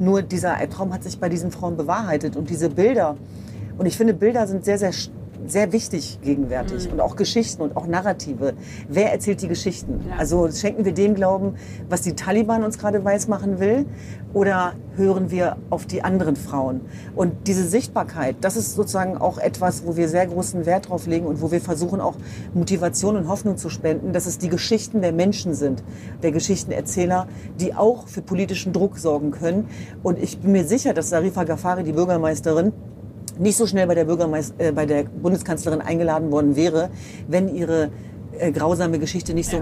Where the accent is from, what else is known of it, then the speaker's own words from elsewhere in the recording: Germany; als Deutsche